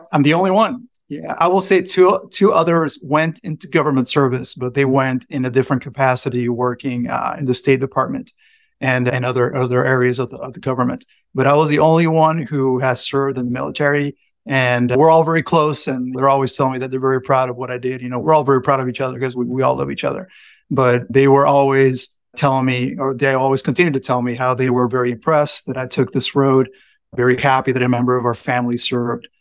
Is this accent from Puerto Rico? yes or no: yes; San Juan, Puerto Rico; moved away as an adult; I grew up in San Juan, Puerto Rico.